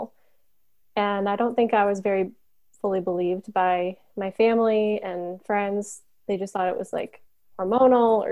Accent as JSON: {"language": "English", "town": "Chicago", "region": "Illinois", "country": "United States", "moved": "yes", "lives_now": "Missouri, United States", "said": "I'm originally from the Chicago area, but I live in Missouri currently with my husband"}